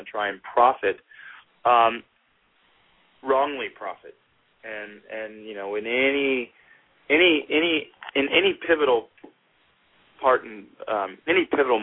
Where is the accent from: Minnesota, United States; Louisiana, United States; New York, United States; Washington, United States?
Louisiana, United States; Gulf Coast of; moved away; in Louisiana, in my hometown, I'm about to buy a farm